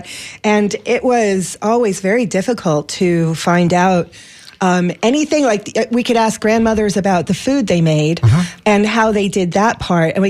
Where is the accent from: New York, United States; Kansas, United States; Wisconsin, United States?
New York, United States; I'm from New York